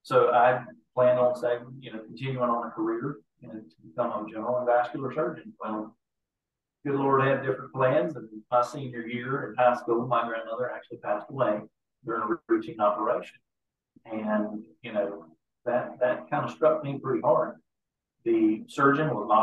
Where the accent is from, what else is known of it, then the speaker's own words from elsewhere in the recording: Eastern North Carolina, United States; I grew up in Eastern North Carolina.